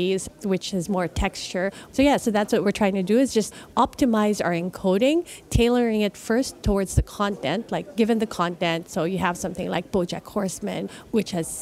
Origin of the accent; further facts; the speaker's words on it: Philippines; moved away; I'm originally from the Philippines